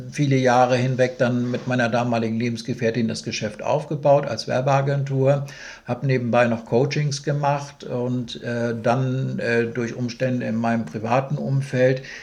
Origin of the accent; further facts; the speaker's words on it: Schleswig-Holstein, Germany; als Schleswig-Holsteiner sieht man das dann sowieso irgendwo alles noch ein bisschen mit einem größeren Augenzwinkern.